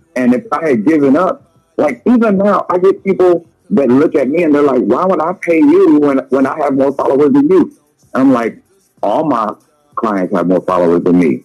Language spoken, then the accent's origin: English; Leesville, Louisiana, United States; Growing up in Leesville, Louisiana, we didn't have there were no fancy people around us